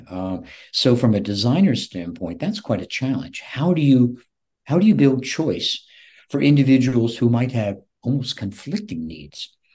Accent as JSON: {"language": "English", "town": "Shelby", "region": "North Carolina", "country": "United States", "tie": "born or raised there", "also_born_or_lived": "Shelter Island, Long Island, New York", "moved": "yes", "lives_now": "Florida, United States", "said": "my hometown of Shelby, North Carolina"}